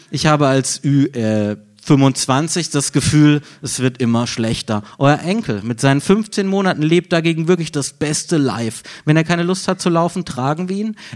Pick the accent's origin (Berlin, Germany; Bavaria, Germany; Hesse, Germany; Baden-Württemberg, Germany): Baden-Württemberg, Germany; Freiburg; moved away; aus meiner Heimatstadt Freiburg